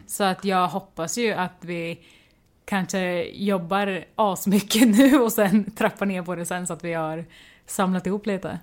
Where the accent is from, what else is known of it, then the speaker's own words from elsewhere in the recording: Mjölby, Östergötland, Sweden; jag kommer från Mjölby, en liten håla